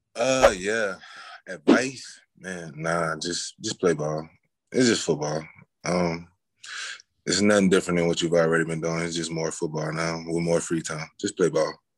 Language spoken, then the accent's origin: English; New Orleans, Louisiana, United States; I'm from New Orleans, so I went to yeah. St. Augustine school, high school